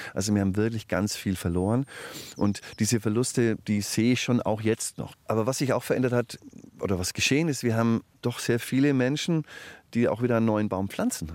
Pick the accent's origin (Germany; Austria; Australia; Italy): Germany; Franconia, Bavaria; ich bin Franke und das ist ein fränkisches Kulturgut